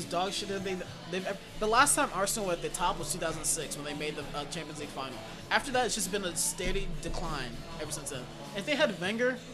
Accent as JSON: {"language": "English", "country": "Ghana", "said": "I'm Ghanaian"}